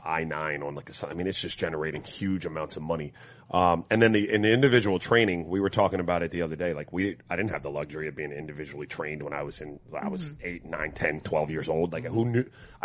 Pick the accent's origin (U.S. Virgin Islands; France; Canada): U.S. Virgin Islands; moved away; I grew up in St. Croix where there was no tackle football.